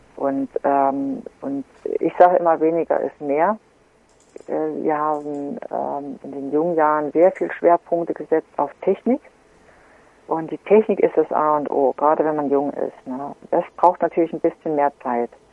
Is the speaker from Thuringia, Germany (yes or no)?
yes; Gera, Thuringia, Germany; die Grundschulsportfeste in meiner Heimatstadt